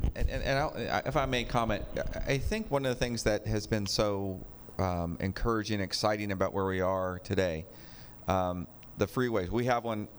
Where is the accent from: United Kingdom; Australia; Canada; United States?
United States; Sacramento, California; now in West Sacramento, United States; when I was growing up on the Sacramento side uh, uh, in the pocket area